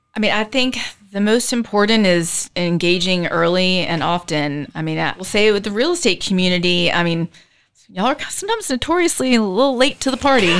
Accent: Charleston, South Carolina, United States; moved away as an adult; also born or lived in Chapel Hill, North Carolina / Florida; now in Charlotte, United States; I'm originally from Charleston, South Carolina

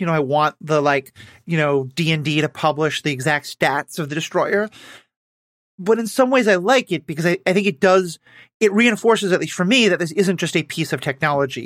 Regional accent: New York City, New York, United States; I'm from New York City.

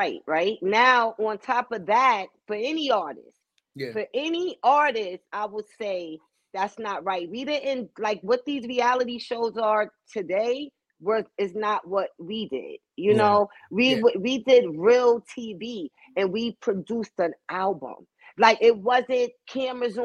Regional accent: New York, United States; I'm from New York

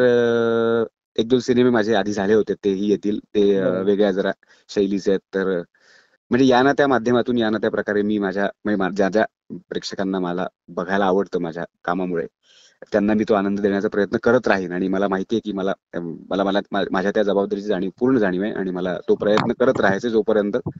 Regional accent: Chiplun, Maharashtra, India; माझं चिपळूणचं कॉलेज

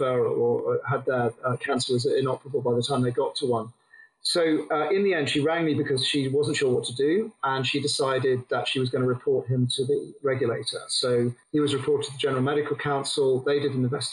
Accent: England, United Kingdom; now in Australia; came back to England

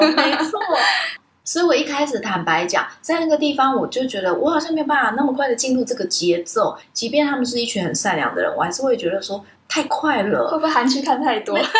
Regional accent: Taipei, Taiwan; 后来我在台北长大，我家附近有一个

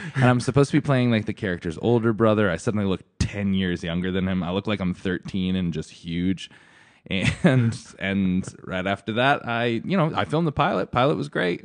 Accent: Stratford, Connecticut, United States; I grew up in Stratford, Connecticut

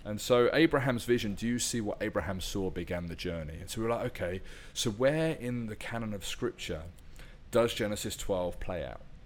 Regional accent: United Kingdom; my home country

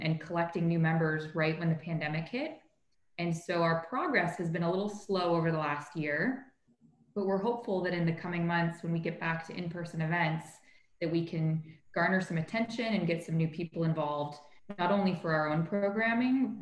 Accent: Toronto, Ontario, Canada; moved away; I grew up in Toronto, which is an incredibly diverse and multicultural city

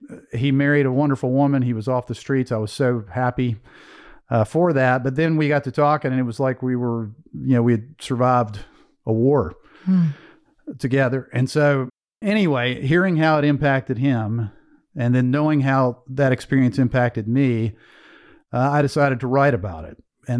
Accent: Greensboro, North Carolina, United States; But so I was raised in Greensboro, North Carolina. My father was a blue collar factory guy.

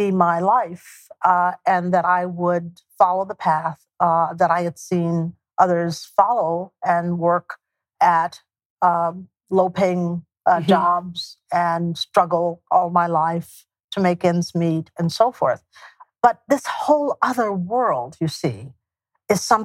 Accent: East Texas, United States; also born or lived in Houston, Texas; For those of us from East Texas, Northeast Texas, who moved to Houston, my hometown is North.

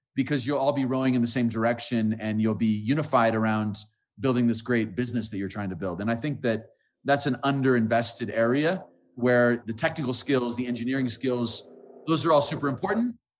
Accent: United States; moved away; also born or lived in Colombia; I'm an American.

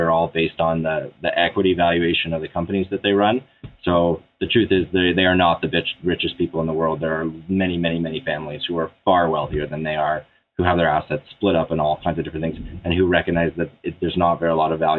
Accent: Canada; I'm Canadian

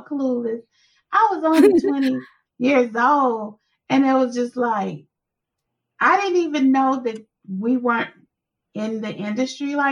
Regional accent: Meridian, Mississippi, United States; we call it whoopings when I'm from Meridian, Mississippi

